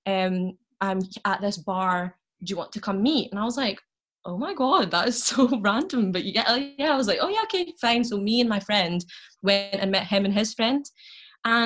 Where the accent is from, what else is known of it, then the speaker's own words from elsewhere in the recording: Glasgow, Scotland, United Kingdom; I'm from Glasgow